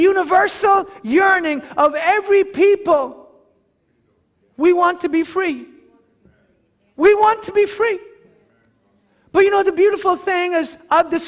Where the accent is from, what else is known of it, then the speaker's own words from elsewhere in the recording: Ireland; us as Irish people